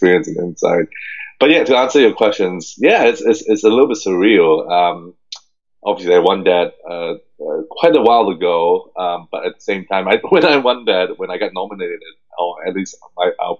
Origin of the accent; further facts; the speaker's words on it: Hong Kong; English is a second language; now in United States; I grew up in a super small city, especially in a Chinese, kind of British Chinese environment